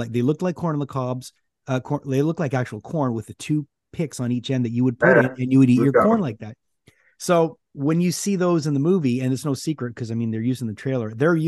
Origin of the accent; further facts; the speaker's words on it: Canada; we're Canadian